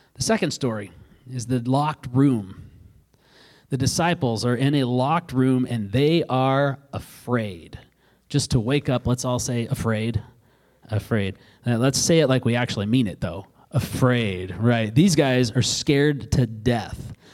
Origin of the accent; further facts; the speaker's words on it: Alaska, United States; I grew up in Alaska and I grew up on a river and I grew up with a fishing pole in my mouth